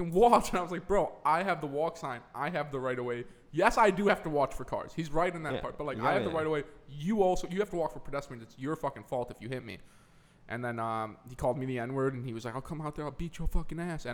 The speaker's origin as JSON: {"language": "English", "region": "Wisconsin", "country": "United States", "moved": "yes", "said": "I'm from Wisconsin."}